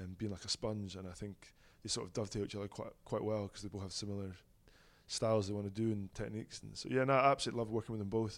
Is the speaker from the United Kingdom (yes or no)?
yes; Dundee, Scotland, United Kingdom; moved away as an adult; now in Glasgow, United Kingdom; I'm a Dundee boy through and through